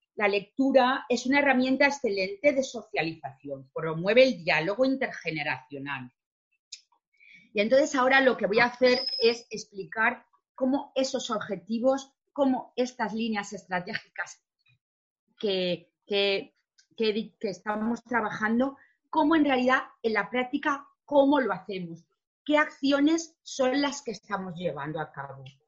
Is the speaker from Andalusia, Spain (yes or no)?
no; Valencian Community, Spain; nosotros sabéis que con la comunidad valenciana hablamos castellano, pero también somos valenciano parlantes